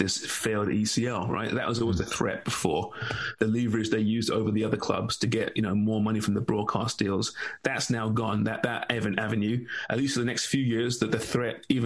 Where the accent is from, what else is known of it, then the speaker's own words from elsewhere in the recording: England, United Kingdom; I'm English